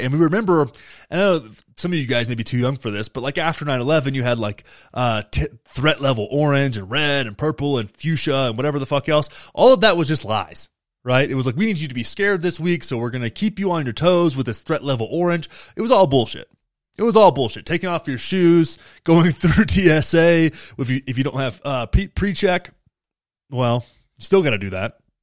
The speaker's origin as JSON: {"language": "English", "region": "Texas", "country": "United States", "tie": "born or raised there", "said": "I grew up in Texas"}